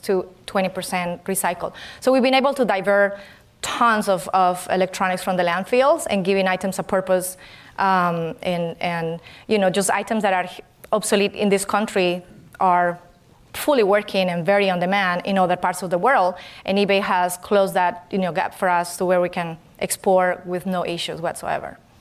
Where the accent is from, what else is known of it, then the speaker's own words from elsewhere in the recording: Colombia; English is a second language; moved away as an adult; now in California, United States; I'm originally from Colombia, and I came to this country to learn English